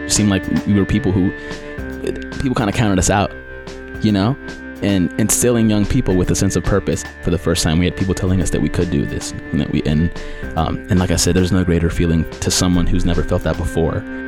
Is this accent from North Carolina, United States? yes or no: yes; Durham, North Carolina, United States; I'm from Durham. I grew up in Durham